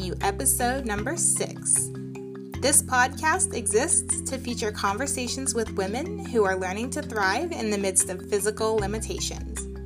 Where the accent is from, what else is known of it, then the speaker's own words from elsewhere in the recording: East Coast, United States; I grew up not too far on the East Coast from where they had snowboarding